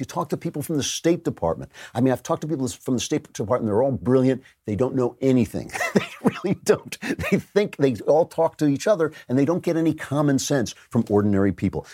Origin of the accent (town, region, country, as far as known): United States; also born or lived in Britain